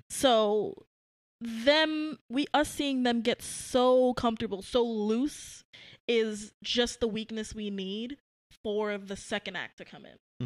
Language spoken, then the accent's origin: English; New York City, New York, United States; I grew up in Brooklyn, New York